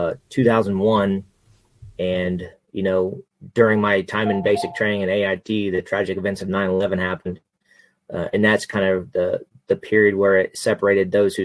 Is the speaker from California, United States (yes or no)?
no; Central Kansas, United States; moved away as an adult; also born or lived in Arkansas; now in Missouri, United States; I'm born and raised Central Kansas